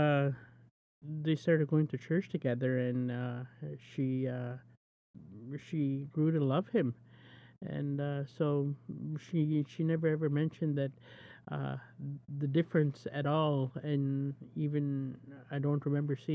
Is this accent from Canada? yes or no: yes; Cote First Nation reserve, the Prairies, Canada; I'm from the prairies, and I'm Soto. I come from the Côte Indian Reserve